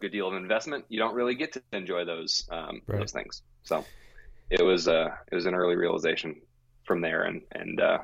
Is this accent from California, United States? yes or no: no; Willamette Valley, Oregon, United States; also born or lived in Yakima, Washington; I was actually born in Yakima, Washington. I call myself an Oregonian